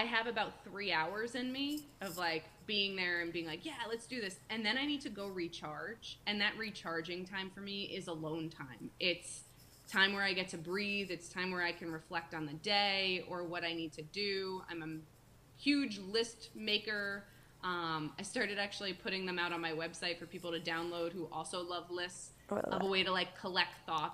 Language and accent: English; Paramus, New Jersey, United States; now in Rhode Island, United States; I'm from right outside New York City. I'm from the Paramus area